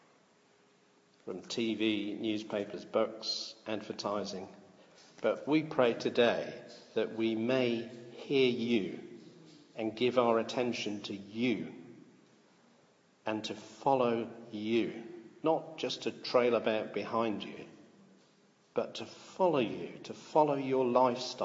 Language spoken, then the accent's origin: English; United Kingdom; I am British because I was born in Britain and hold a British passport